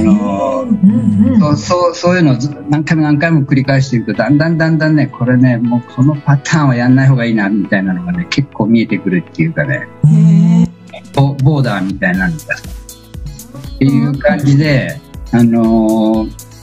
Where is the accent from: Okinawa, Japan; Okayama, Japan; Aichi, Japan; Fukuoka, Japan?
Okayama, Japan; そこが、あのうん、生まれたところ